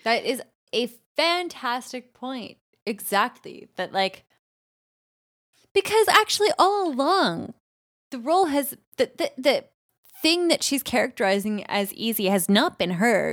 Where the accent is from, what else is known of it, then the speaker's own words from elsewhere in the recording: Canada; we're both Canadian